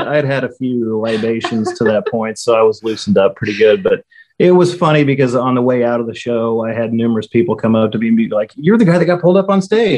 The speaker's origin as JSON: {"language": "English", "town": "Springfield", "region": "Missouri", "country": "United States", "tie": "born or raised there", "said": "We both grew up in Missouri"}